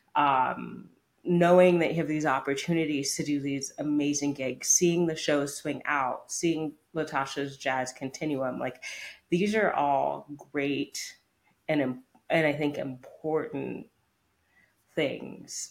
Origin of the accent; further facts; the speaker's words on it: United States; as an American.